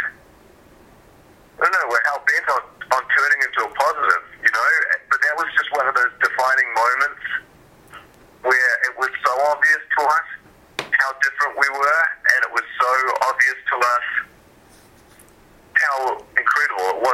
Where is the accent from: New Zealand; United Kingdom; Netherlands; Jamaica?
New Zealand; moved away; also born or lived in Vancouver, Canada; growing up in New Zealand